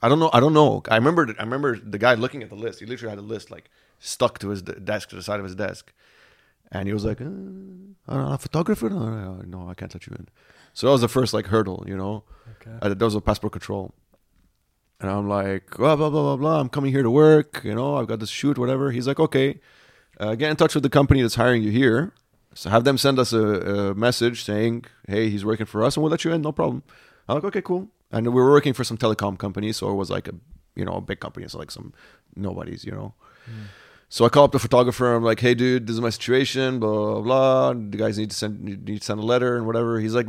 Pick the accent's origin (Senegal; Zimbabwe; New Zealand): Senegal; born there; also born or lived in Nigeria; Dad was born in Sierra Leone. I was born in Senegal. So we're very much West Africa.